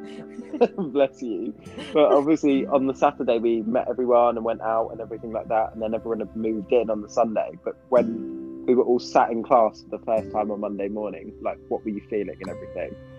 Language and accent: English; England, United Kingdom; accent: English; also born or lived in Pennsylvania, United States; I had to sing it in my own accent